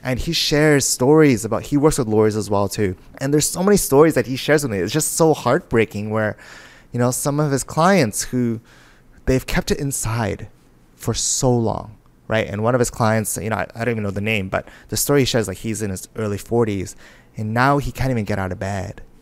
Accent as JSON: {"language": "English", "town": "Vancouver", "region": "British Columbia", "country": "Canada", "tie": "born or raised there", "said": "I was born and raised in Vancouver"}